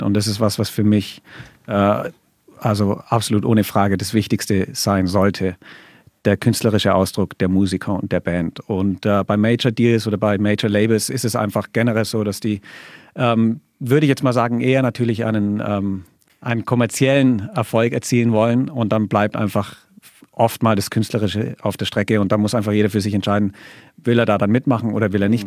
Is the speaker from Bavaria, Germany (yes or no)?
yes; Allgäu, Bavaria, Germany; ich komme aus dem Allgäu